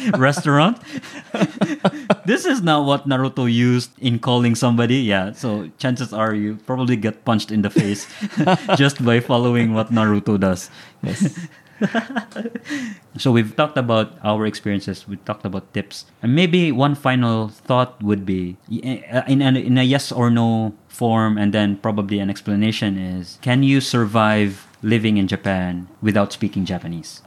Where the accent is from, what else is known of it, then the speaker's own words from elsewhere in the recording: Philippines; coming from Philippines, it's always been English